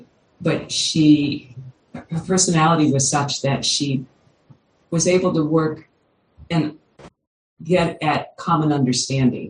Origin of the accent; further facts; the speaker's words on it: Kentucky, United States; I grew up in Kentucky